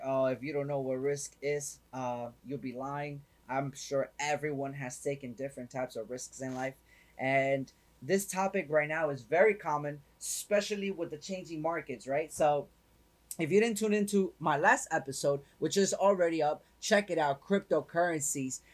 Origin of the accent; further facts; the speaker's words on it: New York City, New York, United States; now in Florida, United States; I'm originally from up north, right? I'm originally from up north. So coming from New York